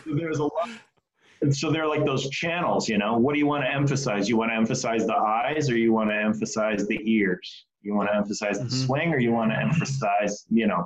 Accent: Detroit, Michigan, United States; I grew up in Detroit

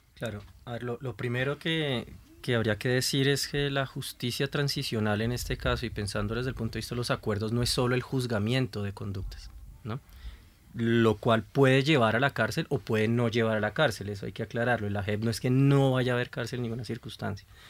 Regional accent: Colombia; Como colombianos

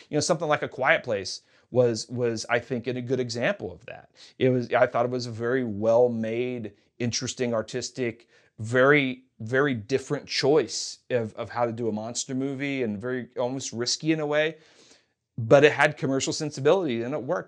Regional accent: Kentucky, United States; moved away as an adult; also born or lived in Hollywood; now in Los Angeles, United States; I'm from Kentucky

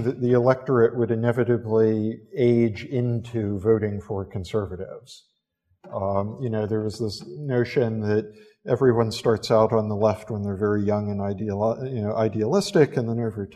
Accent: United States; now in London, United Kingdom; an American living here in London

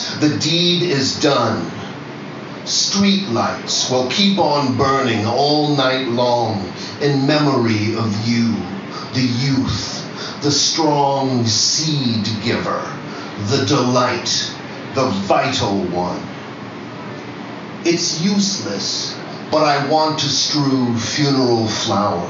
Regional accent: New York, United States; also born or lived in Fresno, California; I'm a New Yorker.

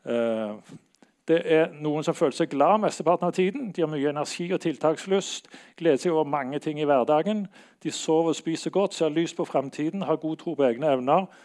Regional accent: Bergen, Vestland, Norway; now in Oslo, Norway; Jeg flytta fra Bergen til Oslo her for ja, nokså lenge siden.

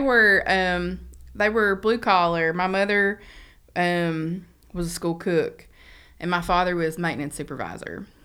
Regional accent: Beattyville, Kentucky, United States; moved away as an adult; now in Lexington, United States; I grew up in Badyville, which is about twenty minutes, um, east of Red River Gorge

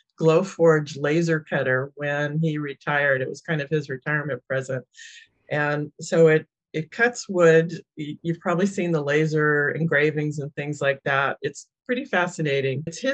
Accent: San Jose, California, United States; also born or lived in New York; I was born in New York and kind of crisscrossed the country with my dad's job. But by the time I was 9 or 10, we landed in San Jose. So I'm almost a native.

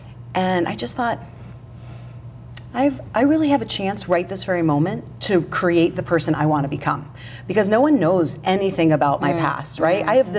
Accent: New Jersey, United States; moved away; from New Jersey

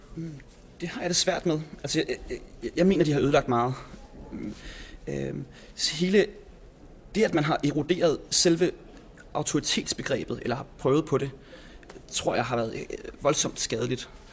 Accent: Copenhagen's western suburbs, Capital Region of Denmark, Denmark; Københavns Vestegn, hvor jeg er vokset op

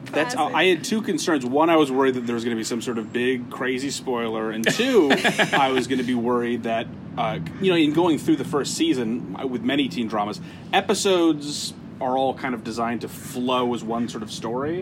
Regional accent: Fargo, North Dakota, United States; moved away; I am from Fargo, North Dakota

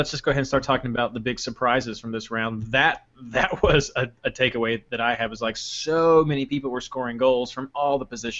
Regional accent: Kentucky, United States; I'm from Kentucky.

